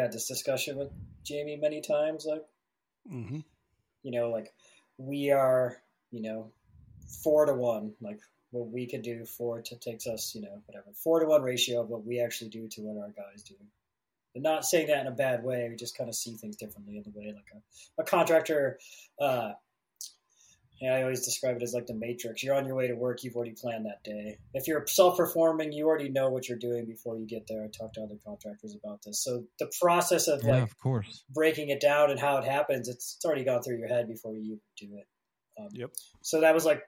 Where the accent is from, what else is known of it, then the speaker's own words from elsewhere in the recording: New York, United States; now in Northern California, United States; I'm originally from New York, and I live in Northern, like the real Northern California